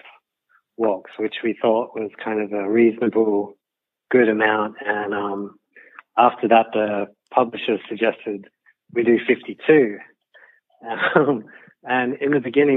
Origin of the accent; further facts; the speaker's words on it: Kurrajong, New South Wales, Australia; moved away as an adult; also born or lived in Sydney / Tokyo / London; I was born in Sydney and I spent a good part of my early life growing up in Kurrajong